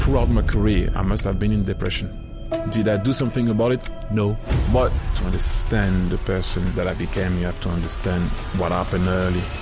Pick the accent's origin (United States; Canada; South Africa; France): France; I was born in France